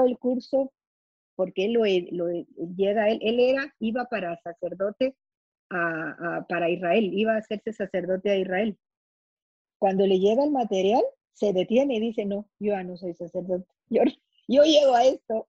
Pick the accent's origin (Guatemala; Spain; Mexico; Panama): Guatemala; yo soy guatemalteca